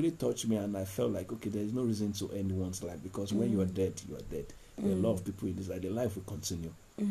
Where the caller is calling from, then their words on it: Ibadan, Oyo, Nigeria; I'm calling from Bodija.